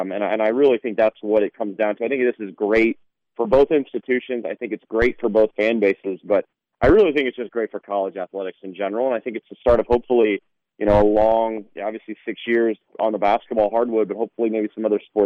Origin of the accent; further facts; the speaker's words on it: Kansas City, United States; being a Kansas City kid growing up in Kansas City